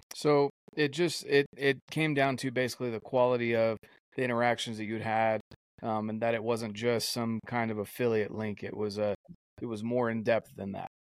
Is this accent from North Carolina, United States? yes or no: yes; North Carolina, United States; moved away; growing up in North Carolina myself